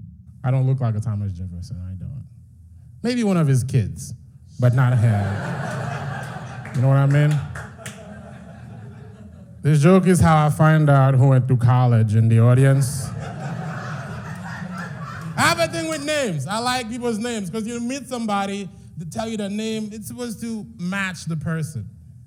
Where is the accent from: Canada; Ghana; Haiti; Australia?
Haiti; She goes, "You have a bit of an accent. Where are you from?" I said, "I'm from Haiti. I'm Haitian."